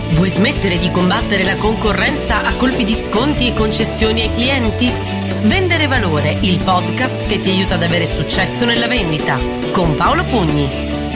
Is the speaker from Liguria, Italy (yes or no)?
yes; Genoa, Liguria, Italy; also born or lived in Milan; sono genovese e quindi chiamo da Genova